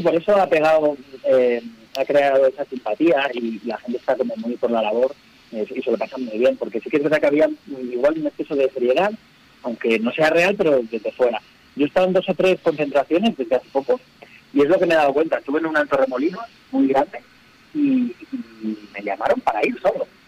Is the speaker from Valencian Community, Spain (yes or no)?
yes; Alicante, Valencian Community, Spain; now in Madrid, Spain; yo vivo en Madrid, en la sierra, en la montaña, pero vengo de Alicante